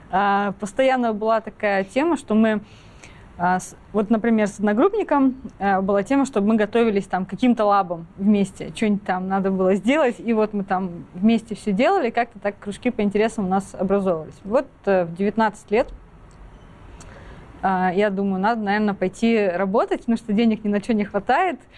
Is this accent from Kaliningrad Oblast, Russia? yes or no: yes; Kaliningrad, Kaliningrad Oblast, Russia; Я из Калининграда сама э, родом училась в школе